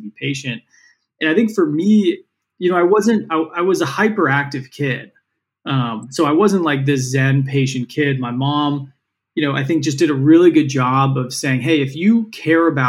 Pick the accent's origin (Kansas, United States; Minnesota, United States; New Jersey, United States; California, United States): California, United States; San Francisco; I grew up in San Francisco